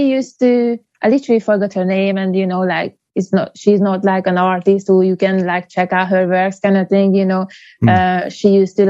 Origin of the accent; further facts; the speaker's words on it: Hungary; Yeah, I'm from Hungary.